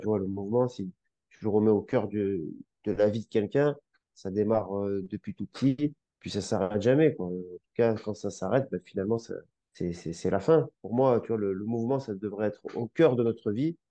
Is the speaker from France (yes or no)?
yes; Grenoble, Auvergne-Rhône-Alpes, France; moved away; Je viens de Grenoble, là, au ski tous les hivers et mes frères faisaient du ski